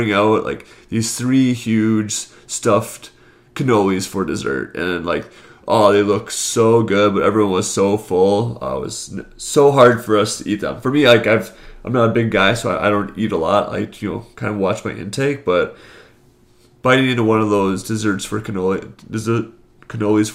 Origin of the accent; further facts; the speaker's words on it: Wisconsin, United States; I'm from Wisconsin